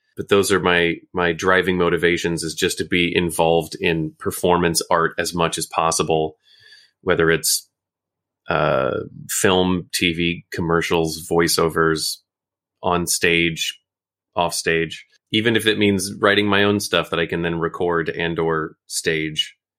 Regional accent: Oklahoma, United States; moved away as an adult; also born or lived in Chicago; now in Tokyo, Japan; originally from Oklahoma, born and raised

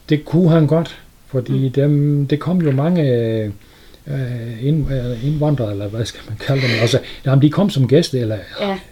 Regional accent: Sønderborg, Southern Denmark, Denmark; Jeg er født i Sønderborg

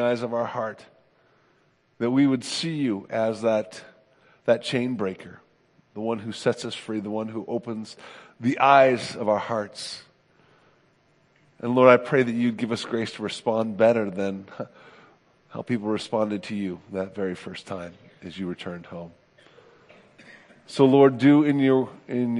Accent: Oakland, California, United States; moved away as an adult; also born or lived in Chicago; now in Rochester, United States; I grew up in Oakland, California

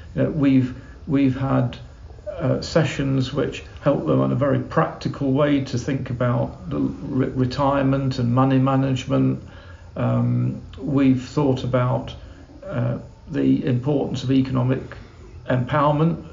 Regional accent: England, United Kingdom; as an Englishman

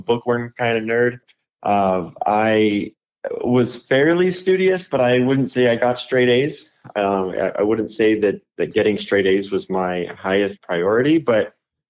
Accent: Inland Empire near Ontario, California, United States; from my hometown all the way down to the Ontario Mills Mall.

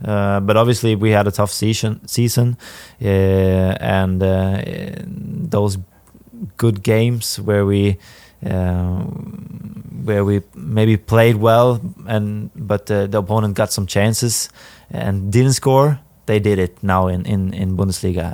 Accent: Härnösand, Västernorrland County, Sweden; English is a second language; moved away as an adult; also born or lived in Sundsvall / Bielefeld, Germany; now in St. Louis, United States; I played in my in my hometown, eh, with the first team

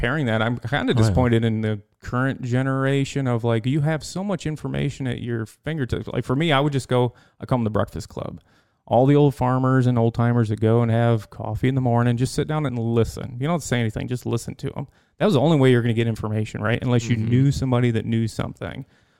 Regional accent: Pullman, Michigan, United States; Up in Pullman.

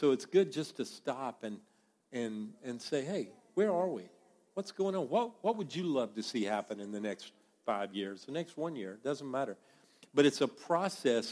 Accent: the American South, United States; accent: American accent from the South; my accent, the American accent from the South.

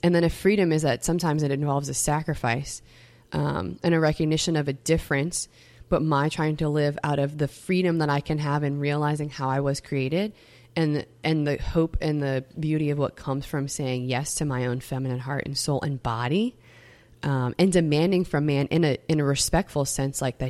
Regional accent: Metairie, Louisiana, United States; I come from Metairie, Louisiana

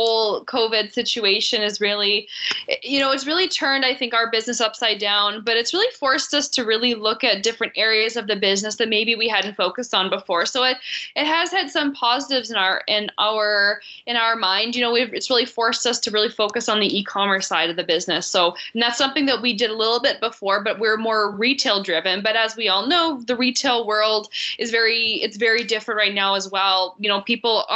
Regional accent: Swan River, Manitoba, Canada; also born or lived in Winnipeg; I'm born and raised in Manitoba. And I'm from Swan River originally, but I was working in Winnipeg.

